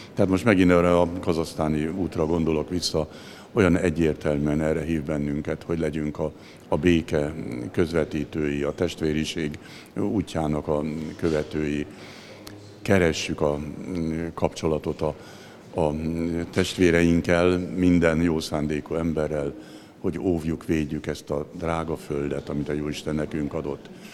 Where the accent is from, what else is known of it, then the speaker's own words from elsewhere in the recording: Zebegény, Pest, Hungary; otthon, még a zebegénybe, ahol én felnőttem.